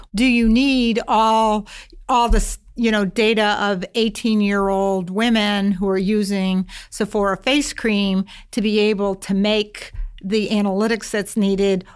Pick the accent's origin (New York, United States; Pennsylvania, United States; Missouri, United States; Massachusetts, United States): Massachusetts, United States; I grew up in Massachusetts